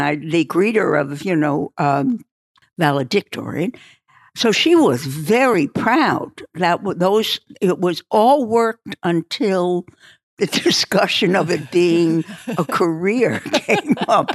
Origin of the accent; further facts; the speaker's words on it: New York City, New York, United States; moved away as an adult; also born or lived in Dallas / Beverly Hills; I was born in Brooklyn